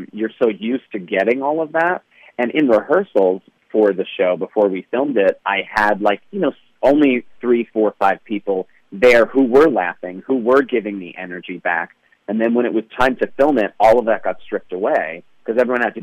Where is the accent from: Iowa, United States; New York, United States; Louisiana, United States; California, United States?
New York, United States; we're all from New York, my family